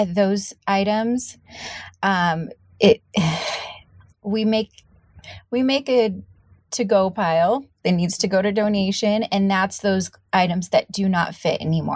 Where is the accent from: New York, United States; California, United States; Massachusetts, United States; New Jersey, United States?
California, United States; San Diego; moved away; I came from San Diego and from, you know, the surf skate world.